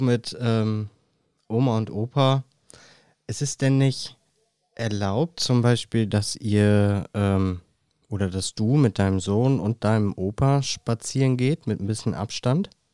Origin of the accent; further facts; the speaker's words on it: Germany; Bei uns in Deutschland